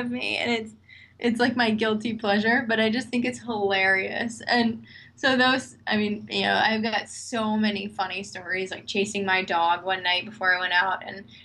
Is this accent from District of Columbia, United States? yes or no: yes; Washington, District of Columbia, United States; I'm from Washington, D.C.